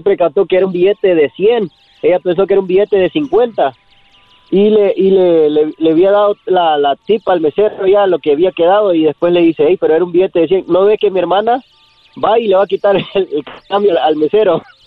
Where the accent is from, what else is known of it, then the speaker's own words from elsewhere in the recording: Manchester, Connecticut, United States; also born or lived in Norwich, Connecticut; nací en Norwich, pero me, crecí en Manchester. Es un pueblo allá de, de Connecticut